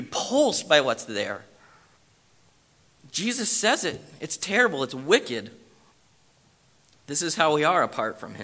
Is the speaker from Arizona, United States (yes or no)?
no; Bend, Oregon, United States; moved away as an adult; also born or lived in Southern California; I was born and raised in Bend